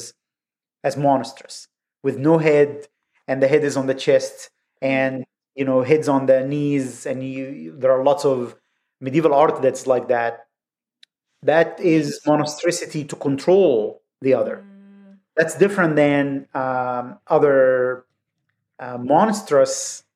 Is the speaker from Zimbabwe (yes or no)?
no; Egypt; moved away; growing up in Egypt